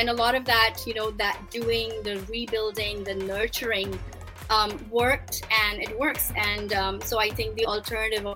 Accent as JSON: {"language": "English", "country": "Pakistan", "moved": "yes", "said": "I started my career in Pakistan as a Pakistani journalist in 1999"}